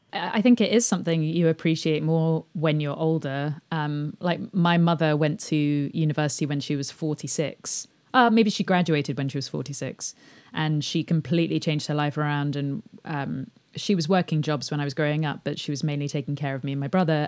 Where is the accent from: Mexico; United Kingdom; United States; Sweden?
United Kingdom; England; I grew up outside of London